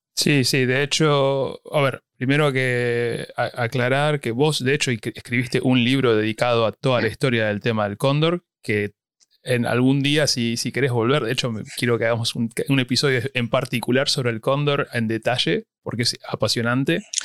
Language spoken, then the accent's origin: Spanish; Argentina; moved away as an adult; cuando yo me fui de Argentina